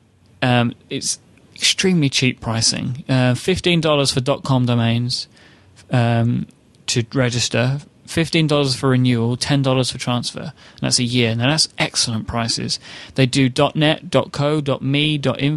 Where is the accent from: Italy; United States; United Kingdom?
United Kingdom; I am a British gentleman